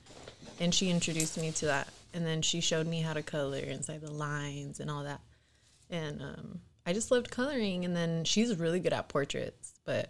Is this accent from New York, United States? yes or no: no; San Jose, California, United States; I grew up here in San Jose, born and raised